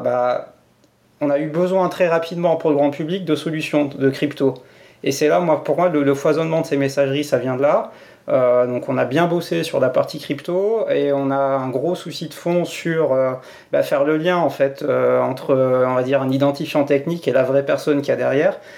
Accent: France; now in Switzerland; je suis français.

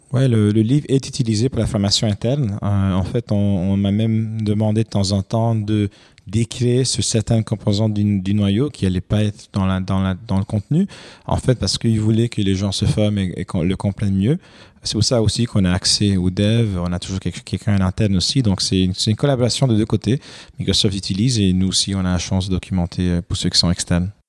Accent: Romania; also born or lived in Quebec, Canada; now in Canada; j'ai grandi en Roumanie

